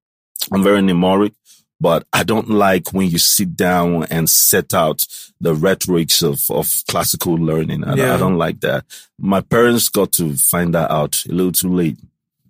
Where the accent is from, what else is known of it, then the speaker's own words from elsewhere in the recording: Gabon; moved away; also born or lived in Atlanta; I was born in Gabon